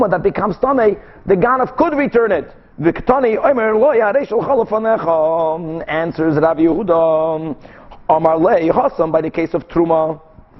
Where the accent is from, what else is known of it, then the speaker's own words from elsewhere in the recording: Brazil; moved away; I grew up in Brazil